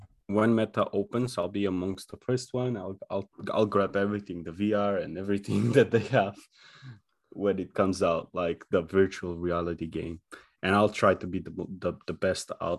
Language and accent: English; North Macedonia; moved away as an adult; where we grew up in Macedonia.